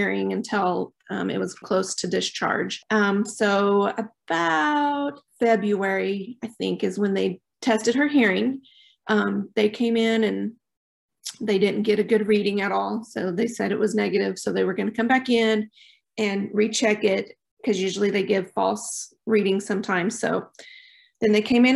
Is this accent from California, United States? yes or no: no; Oklahoma Panhandle, United States; moved away as an adult; now in Choctaw, United States; We're originally from the Oklahoma Panhandle